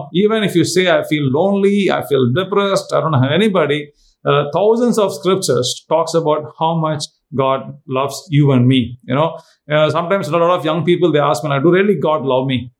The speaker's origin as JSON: {"language": "English", "country": "India", "said": "I'm from India."}